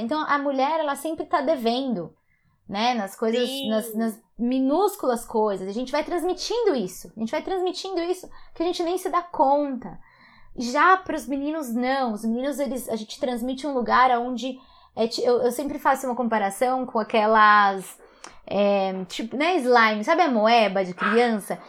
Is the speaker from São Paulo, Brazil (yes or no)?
yes; Guarulhos, São Paulo, Brazil; Eu cresci em Guarulhos